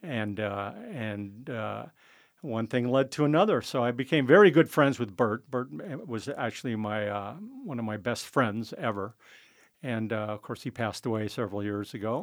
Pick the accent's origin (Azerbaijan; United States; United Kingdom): United States; San Francisco, California; also born or lived in Guerneville, California; I was born and raised in San Francisco